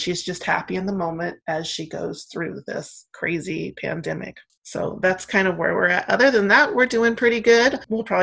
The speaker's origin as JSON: {"language": "English", "region": "Oregon", "country": "United States", "tie": "born or raised there", "also_born_or_lived": "San Francisco, California"}